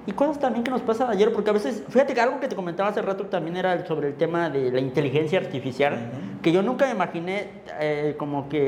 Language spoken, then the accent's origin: Spanish; Mexico; al final de cuentas todos somos mexicanos